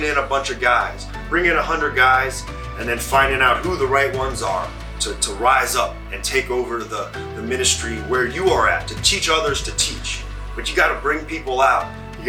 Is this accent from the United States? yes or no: no; China; And a long time ago, growing up, I grew up in China, and my mom and dad, they were missionaries there